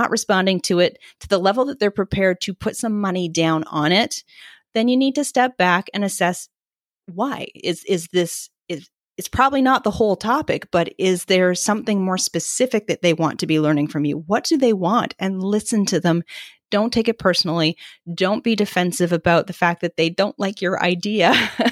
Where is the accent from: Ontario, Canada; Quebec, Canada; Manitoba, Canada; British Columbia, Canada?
British Columbia, Canada; Vancouver; also born or lived in East Coast of Canada; now in East Coast, Canada; so I live on the East Coast of Canada now. I'm from the West Coast. My family is still there